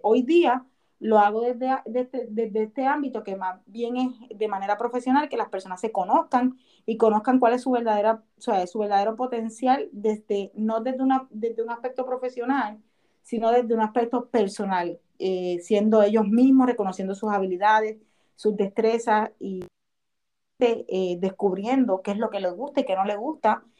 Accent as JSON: {"language": "Spanish", "town": "Cataño", "country": "Puerto Rico", "moved": "yes", "lives_now": "Orlando, United States", "said": "soy una puertorriqueña de Cataño, Puerto Rico. Sin embargo, vivo actualmente en la Florida, en Orlando"}